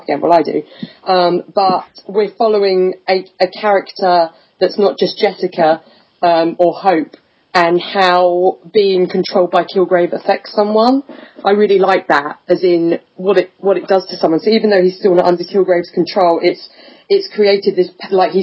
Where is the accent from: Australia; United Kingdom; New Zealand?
United Kingdom; England; I'm English.